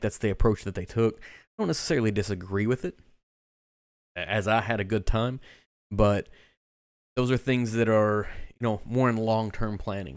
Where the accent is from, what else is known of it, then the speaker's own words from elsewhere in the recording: Kentucky, United States; I am from the state of Kentucky, but I'm not from Bardstown